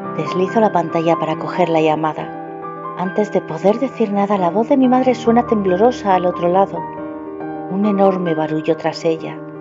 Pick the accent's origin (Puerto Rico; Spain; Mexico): Spain; de España